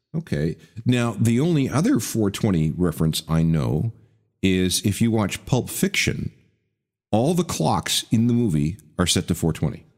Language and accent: English; Winnipeg, Manitoba, Canada; when I was growing up in Winnipeg